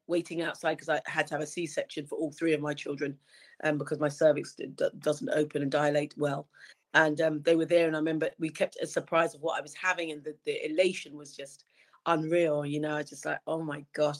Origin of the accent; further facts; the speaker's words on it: Wembley, London, United Kingdom; I grew up in Wembley, um, literally just round the corner from the very famous Wembley Stadium